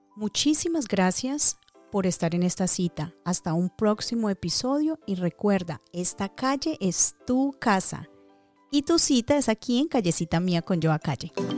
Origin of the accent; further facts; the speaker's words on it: Dagua, Valle del Cauca, Colombia; mi pueblo hermoso, ese pueblo que adoptó mi niñez, que se aprovechó de mis travesuras, que extendió sus horas para completar mis caprichos, ese pueblo que no fue mi cuna, pero sí mi almohada donde canalicé los mejores sueños. Esto es para ti, mi Dagua